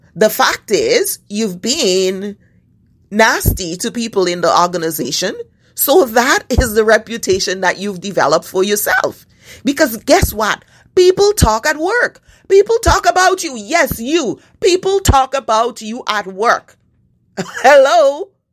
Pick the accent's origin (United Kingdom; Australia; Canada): Canada; As a Canadian